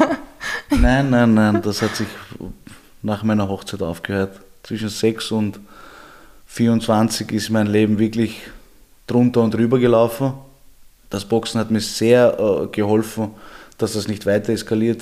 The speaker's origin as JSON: {"language": "German", "region": "Vienna", "country": "Austria", "tie": "born or raised there", "said": "Ich bin aus Georgien ursprünglich, ich bin aber in Österreich geboren, also meine Eltern sind aus Georgien"}